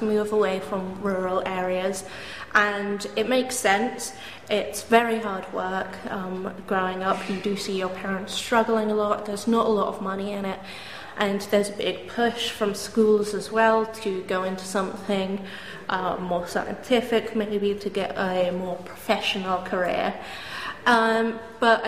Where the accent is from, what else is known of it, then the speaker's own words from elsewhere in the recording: Dorset coastline, South West England, United Kingdom; I grew up on Five Penny Farm down on the Dorset coastline